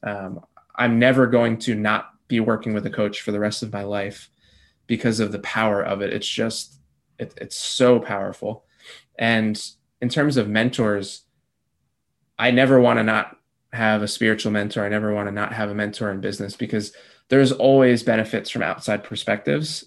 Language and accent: English; New Jersey, United States; also born or lived in North Carolina / Peru; I grew up in New Jersey, born and raised